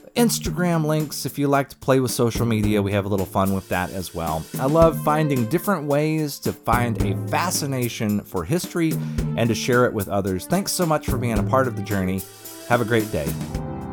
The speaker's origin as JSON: {"language": "English", "region": "Texas", "country": "United States", "tie": "born or raised there", "said": "I had a great youth growing up in Texas"}